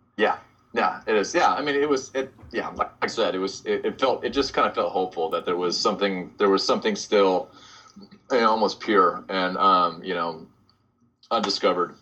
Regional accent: Bainbridge Island, Washington, United States; moved away as an adult; also born or lived in Long Beach, California; now in Portland, United States; I grew up on Bainbridge Island, Washington

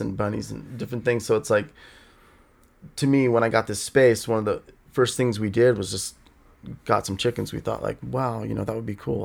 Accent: Los Angeles, California, United States; also born or lived in Escondido, California; I grew up in Studio City

